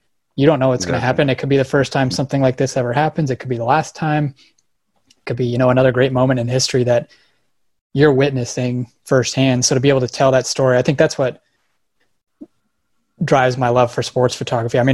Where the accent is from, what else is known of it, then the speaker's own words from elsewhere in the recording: Colorado, United States; I grew up in Colorado